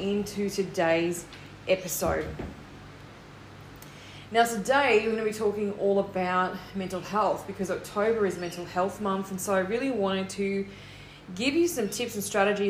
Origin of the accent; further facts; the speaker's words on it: Australia; I'm an Australian confidence coach, author, and motivational speaker